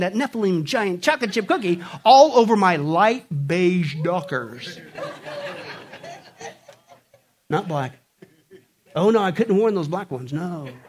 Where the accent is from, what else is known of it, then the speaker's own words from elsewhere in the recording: southeast Kansas, United States; moved away; also born or lived in West Coast / New York; This was my hometown. This was the town in southeast Kansas